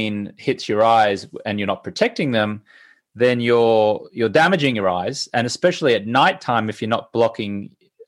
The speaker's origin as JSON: {"language": "English", "town": "Brisbane", "region": "Queensland", "country": "Australia", "tie": "born or raised there", "said": "I'm Australian. I grew up in Brisbane"}